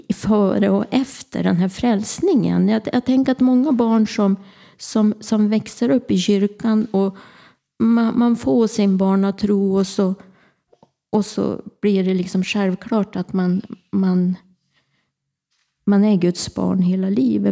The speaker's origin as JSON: {"language": "Swedish", "town": "Örnsköldsvik", "region": "Västernorrland County", "country": "Sweden", "tie": "born or raised there", "also_born_or_lived": "Härnösand", "said": "Jag är född och uppvuxen i Gullänget, Kroksta"}